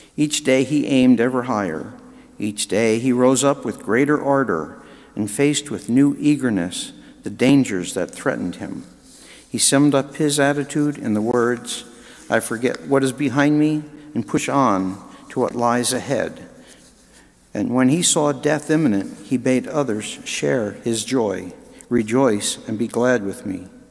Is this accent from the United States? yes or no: yes; United States; we American Catholics